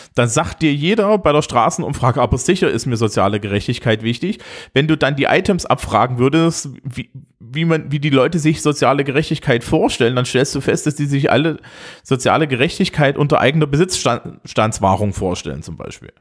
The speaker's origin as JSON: {"language": "German", "region": "Thuringia", "country": "Germany", "moved": "yes", "lives_now": "Bavaria, Germany", "said": "bei uns in Thüringen, äh, ich wohne ja mittlerweile in Bayern"}